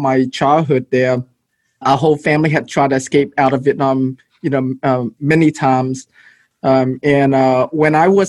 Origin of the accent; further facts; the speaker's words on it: Houston, Texas, United States; also born or lived in Malaysia / Philippines; came to Houston when I was 12 years old.